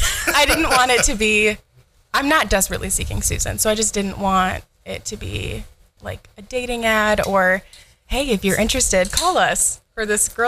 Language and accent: English; Byron Center, Michigan, United States; moved away as an adult; now in Sioux Center, Iowa, United States; So I grew up in Byron Center, Michigan, which is just south of Grand Rapids.